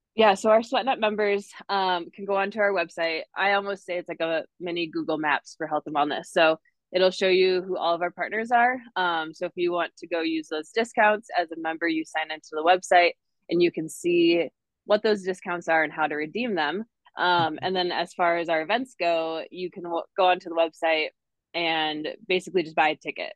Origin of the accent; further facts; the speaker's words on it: northern Wisconsin, United States; moved away as an adult; now in Denver, United States; I'm originally from Wisconsin, way up in the northern part. Grew up on the lake, love the lake life.